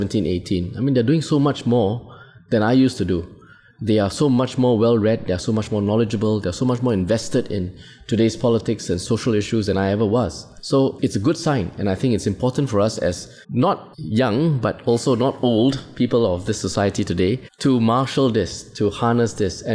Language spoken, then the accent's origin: English; Singapore; us as Singaporeans